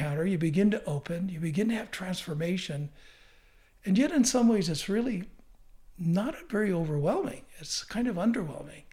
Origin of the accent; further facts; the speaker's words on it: United States; I'm an American